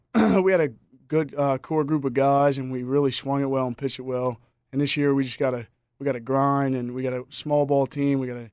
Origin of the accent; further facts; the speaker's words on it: Rehoboth Beach, Delaware, United States; I heard his name just throughout Delaware because I'm from Rehoboth Beach, Delaware, so I knew of Billy